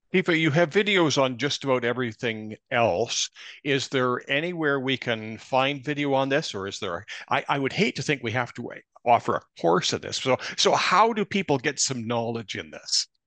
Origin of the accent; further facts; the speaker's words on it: Kamloops, British Columbia, Canada; my hometown of Kamloops, British Columbia.